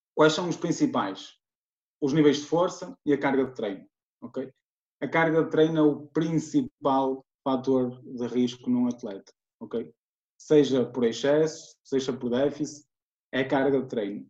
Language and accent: Portuguese; Guimarães, Norte, Portugal; tenho 28 anos, sou de Guimarães